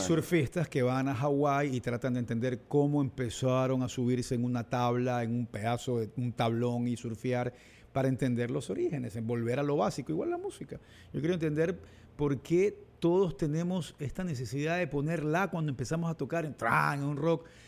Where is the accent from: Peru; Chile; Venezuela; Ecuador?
Ecuador; Guayaquil, Guayas; also born or lived in Olón; en Urdesa y crecí en un Guayaquil de los 80